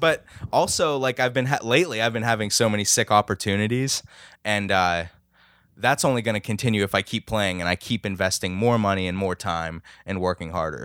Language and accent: English; Lower Burrell, Pennsylvania, United States; I'm from Lower Berle, New Kensington